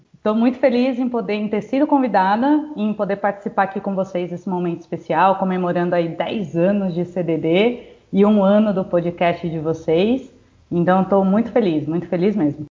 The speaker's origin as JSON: {"language": "Portuguese", "town": "Jundiaí", "region": "São Paulo", "country": "Brazil", "said": "sou do interior de São Paulo, Jundiaí"}